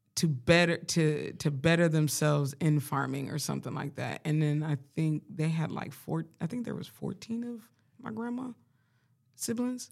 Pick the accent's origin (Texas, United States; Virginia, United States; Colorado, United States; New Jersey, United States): Colorado, United States; I grew up in Colorado, I grew up around black people